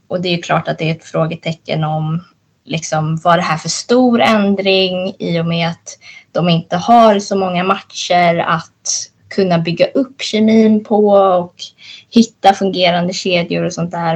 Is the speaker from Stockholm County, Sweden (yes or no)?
yes; Stockholm, Stockholm County, Sweden; jag är 23 år och uppväxt i Stockholm